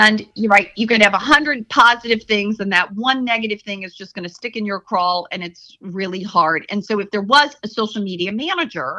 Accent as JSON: {"language": "English", "town": "Chicago", "region": "Illinois", "country": "United States", "moved": "yes", "said": "I'm originally from Chicago"}